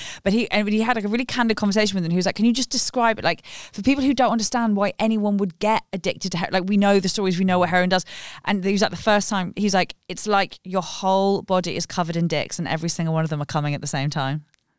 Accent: London, United Kingdom; I grew up in West London.

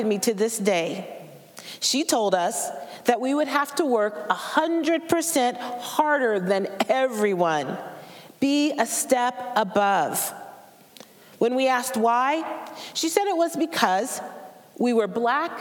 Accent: Portland, Oregon, United States; I was born in Portland, Oregon, a city and a state with a very racist history

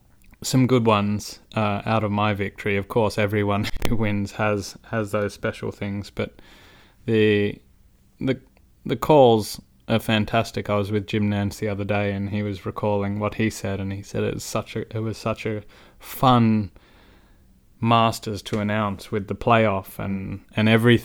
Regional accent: Australia; I'm a proud Aussie

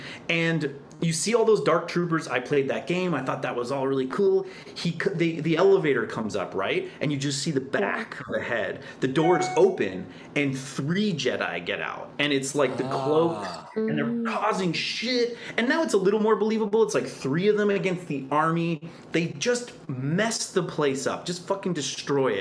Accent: Canada; as a Canadian

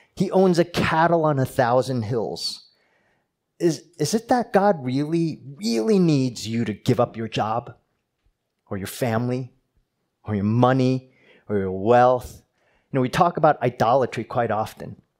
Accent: New Jersey, United States; moved away; I'm from New Jersey

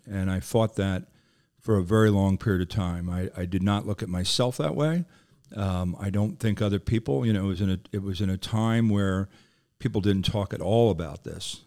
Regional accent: Philadelphia, Pennsylvania, United States; I'm from Philadelphia

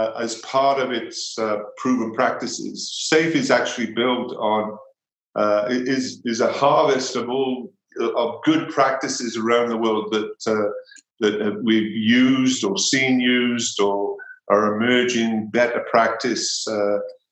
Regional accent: Wales, United Kingdom; moved away as an adult; now in Boulder, United States; I'm originally from Wales. I spent my formative years there

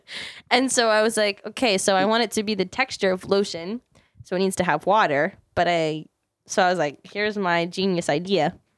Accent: Maryland, United States; moved away; my hometown of Maryland

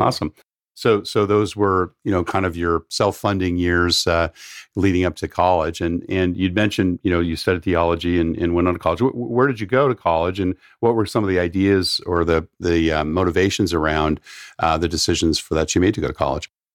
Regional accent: San Diego, California, United States; I grew up down in San Diego

